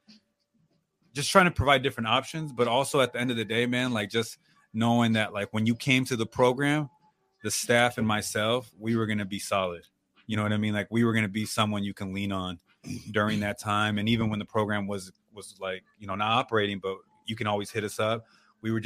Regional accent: Oceanside, California, United States; growing up in Oceanside

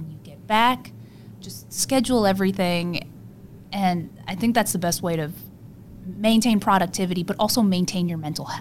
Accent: South Korea; moved away; I am from Korea

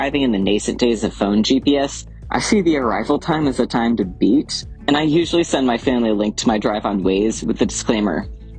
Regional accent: San Antonio, Texas, United States; moved away as an adult; now in Massachusetts, United States; So I moved up to Massachusetts from Texas for school several years ago.

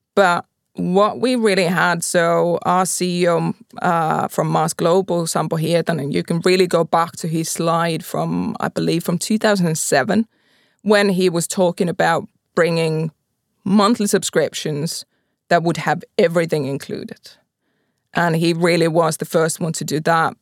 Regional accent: Pori, Satakunta, Finland; I'm from Pori

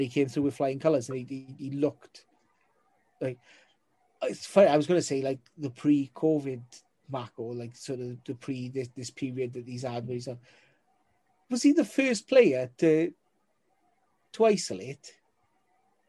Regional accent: Wales, United Kingdom; as a Welshman

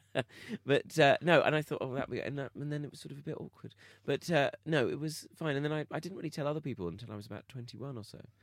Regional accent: Bromley, London, United Kingdom; I am from South London, Bromley. I'm from a place called Bromley

